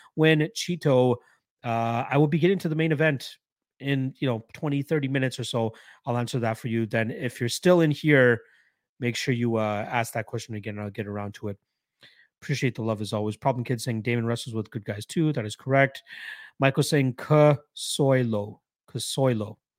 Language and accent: English; Canada; as a Canadian